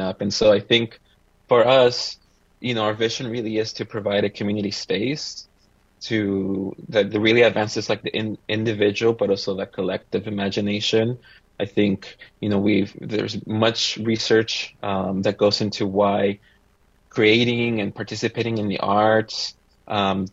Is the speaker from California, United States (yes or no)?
yes; Santa Maria, California, United States; also born or lived in Mexico; I grew up in Santa Maria most of my life, once we immigrated from Mexico